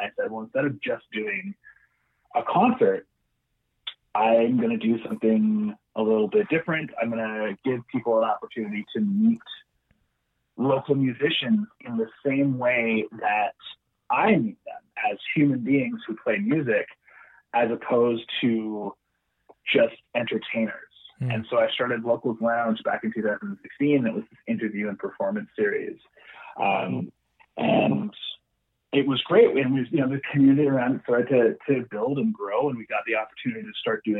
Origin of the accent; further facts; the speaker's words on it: Vancouver, British Columbia, Canada; born there; So I was born in Vancouver. And my family moved away. I moved back at the end of 2009.